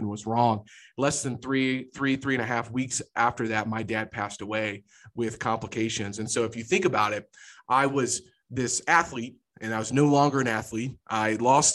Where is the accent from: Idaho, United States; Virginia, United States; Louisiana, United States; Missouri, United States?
Missouri, United States; Jefferson City; now in Kansas City, United States; I'm a Jefferson City boy. So grew up in the capital of Missouri.